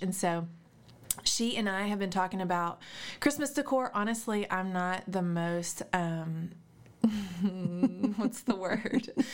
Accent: Little Rock, Arkansas, United States; I grew up in Little Rock

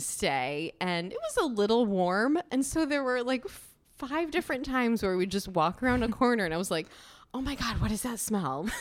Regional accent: United States; we grew up two hours outside of New York

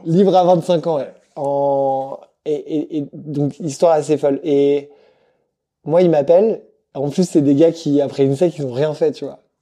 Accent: Madagascar; moved away as an adult; also born or lived in Lyon / Brussels / Paris; je viens de Madagascar à la base

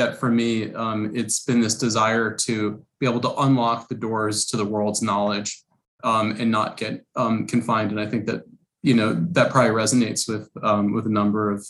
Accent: New York City, New York, United States; moved away as an adult; also born or lived in Rochester, New York; now in San Francisco Bay Area, United States; I grew up in Brooklyn, New York. Was fortunate enough to go to a private school for the first few years of my life. Then we moved outside of New York City and to upstate New York

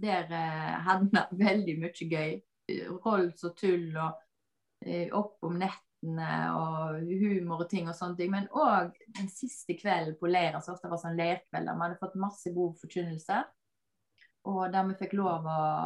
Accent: Bømlo, Vestland, Norway; moved away; jeg kommer opprinnelig fra Bømlo

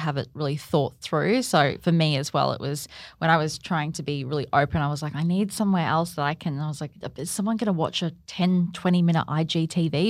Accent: Gold Coast, Queensland, Australia; born and bred on the Gold Coast

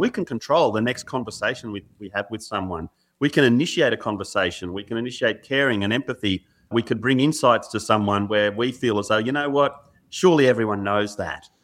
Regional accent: Australia; growing up in Australia, particularly in the seventies and eighties and nineties

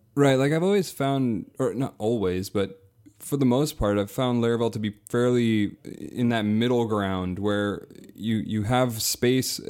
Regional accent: near Toronto, Southern Ontario, Canada; also born or lived in Brooklyn; I'm from, uh, Southern Ontario, so near Toronto

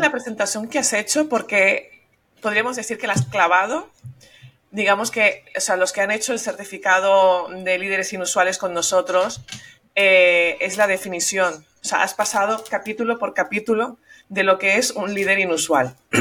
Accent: Venezuela; also born or lived in Madrid, Spain; now in Catalonia, Spain; yo soy nacida en Venezuela, pero de padres catalanes

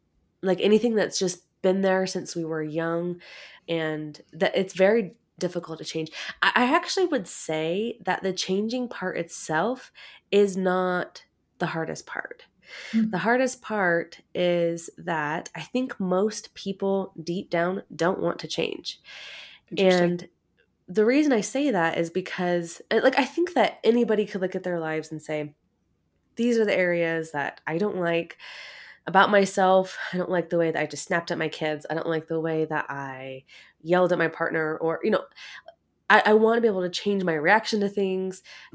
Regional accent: Oregon, United States; I am. I'm from Oregon.

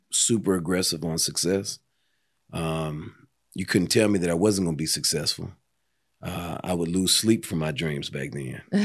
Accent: Pasadena, California, United States; moved away as an adult; now in Atlanta, United States; born and raised in Los Angeles, Pasadena, to be more specific

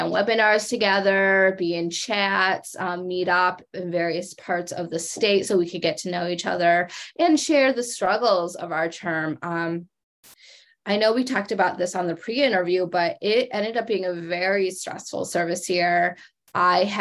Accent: Grand Rapids, Michigan, United States; I grew up in Michigan

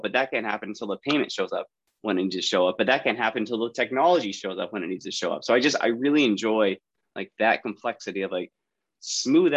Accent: San Francisco Bay Area, California, United States; I born and raised in the Bay Area, the San Francisco Bay Area, up in Northern California

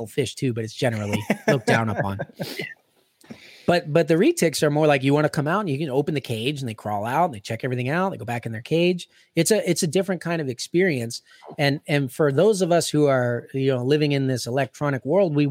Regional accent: Pittsburgh, Pennsylvania, United States; I'm from Pittsburgh

